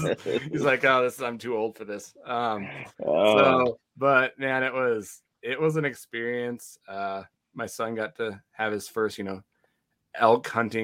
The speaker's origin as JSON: {"language": "English", "region": "Montana", "country": "United States", "said": "I'm from Montana"}